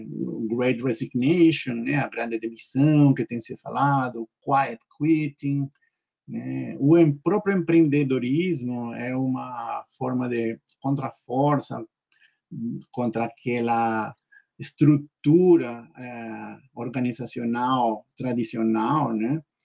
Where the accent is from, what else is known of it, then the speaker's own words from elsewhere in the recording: Peru; Portuguese is a second language; moved away as an adult; now in Brazil; Eu nasci no Peru, sou peruano.